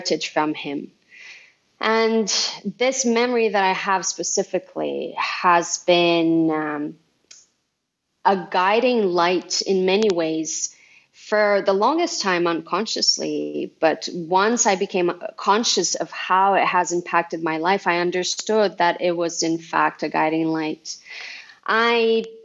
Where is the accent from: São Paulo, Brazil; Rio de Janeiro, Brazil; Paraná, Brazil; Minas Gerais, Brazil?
Minas Gerais, Brazil; Uberlândia; first language Portuguese; English is a second language; moved away as an adult; also born or lived in Montreal, Canada; I was born and raised in Brazil